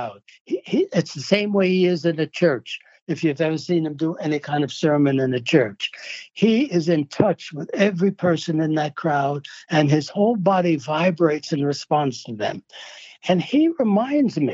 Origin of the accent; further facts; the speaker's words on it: New York City, New York, United States; moved away as an adult; I grew up in New York. First 27 years of my life and my wife's life were in New York.